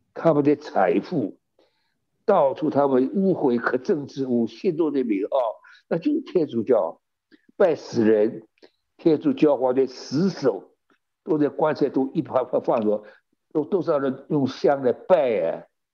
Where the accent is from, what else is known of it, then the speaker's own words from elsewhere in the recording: China; also born or lived in California, United States; now in United States; 我们中国人